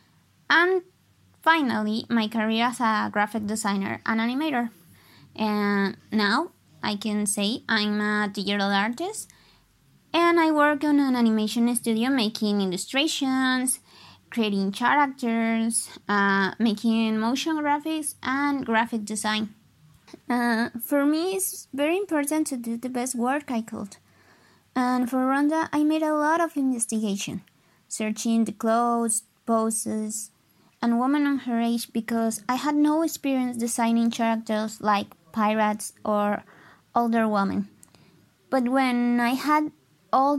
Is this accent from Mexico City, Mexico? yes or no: no; Monterrey, Nuevo León, Mexico; English is a second language; I'm from Monterrey, Mexico